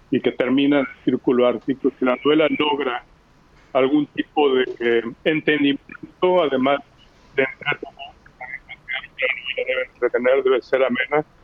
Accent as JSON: {"language": "Spanish", "country": "Mexico", "moved": "yes", "said": "los que se van o los que nos vamos, yo me fui de México hace 35 años"}